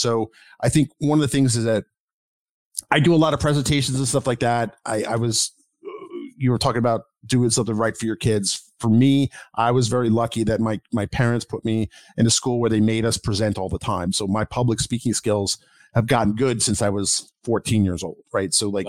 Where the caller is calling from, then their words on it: Baltimore, Maryland, United States; I'm calling from the Baltimore area, Baltimore, D.C. area.